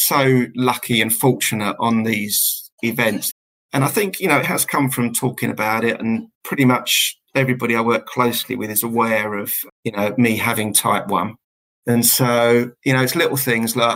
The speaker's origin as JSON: {"language": "English", "town": "Southend-on-Sea", "region": "East of England", "country": "United Kingdom", "said": "I'm from Essex and from the South End area"}